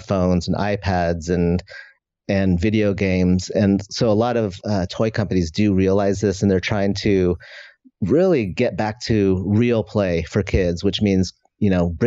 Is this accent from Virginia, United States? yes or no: no; just outside of San Francisco, California, United States; I grew up in just outside of San Francisco